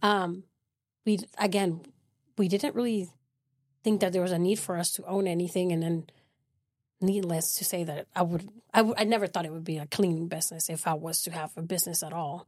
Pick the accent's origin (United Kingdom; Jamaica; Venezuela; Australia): Venezuela; moved away as an adult; now in Midland, United States; I'm originally from South America, Venezuela, and I came to Midland twenty nineteen through oil and gas